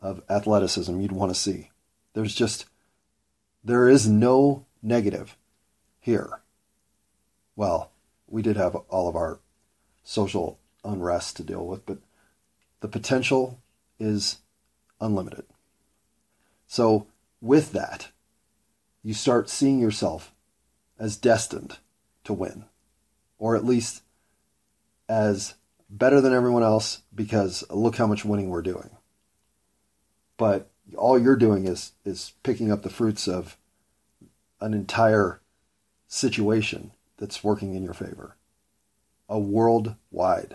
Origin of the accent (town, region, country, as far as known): United States; born or raised there